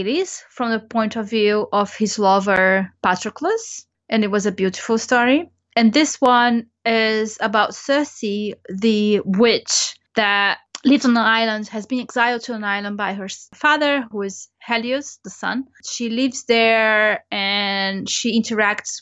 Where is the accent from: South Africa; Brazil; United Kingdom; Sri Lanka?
Brazil; moved away; I grew up in Brazil